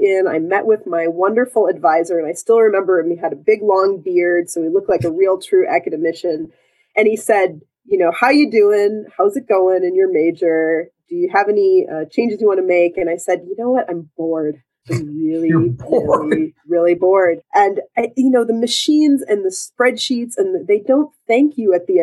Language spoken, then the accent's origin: English; Grand Rapids, Michigan, United States; I was growing up in Michigan